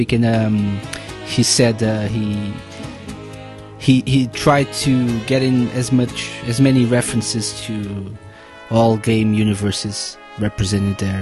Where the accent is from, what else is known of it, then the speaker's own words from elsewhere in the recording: Portugal; I'm from Portugal